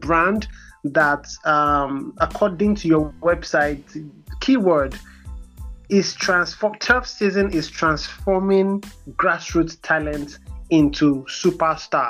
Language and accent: English; Nigeria; our personality as Nigerians